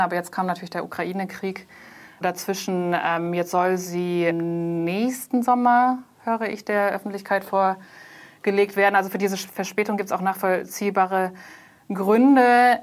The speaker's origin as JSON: {"language": "German", "region": "Hunan", "country": "China", "said": "ich komme aus Hunan, ähm, übrigens Heimatprovinz von Mao Zedong"}